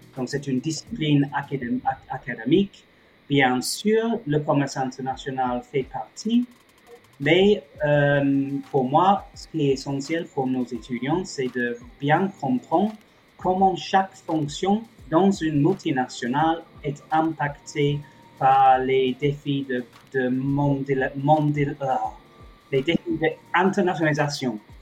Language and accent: French; England, United Kingdom; moved away as an adult; also born or lived in Germany / Paris; now in Toulouse, France; je suis anglais à la base, je suis français depuis quelques années euh, grâce au Brexit.